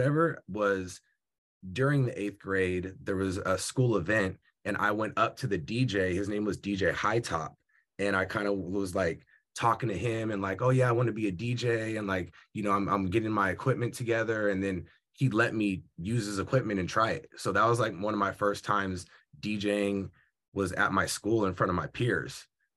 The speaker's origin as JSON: {"language": "English", "town": "Union City", "region": "California", "country": "United States", "tie": "born or raised there", "said": "Union City. I was going to the school. Bernard White Middle School"}